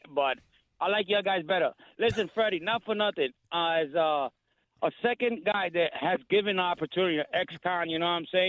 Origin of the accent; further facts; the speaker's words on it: New York City, New York, United States; now in Connecticut, United States; Born and raised in the Bronx. I live in Connecticut now.